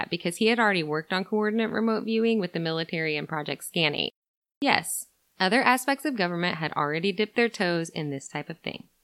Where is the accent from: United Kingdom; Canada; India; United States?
United States; Minnesota; We're from Minnesota.